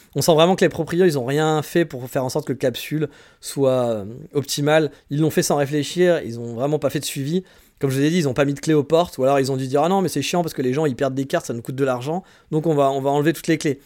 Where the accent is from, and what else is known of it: France; accent: French